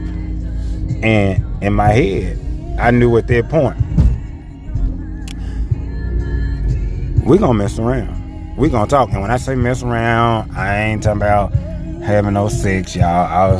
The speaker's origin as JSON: {"language": "English", "town": "Memphis", "region": "Tennessee", "country": "United States", "said": "I'm from Memphis as well"}